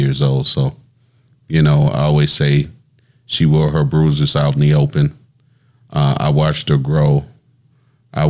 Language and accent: English; New Orleans, Louisiana, United States; also born or lived in Natchez, Mississippi; Originally from New Orleans. Grew up between New Orleans and Natchez, Mississippi. Went to graduated high school, actually, out of North Natchez High School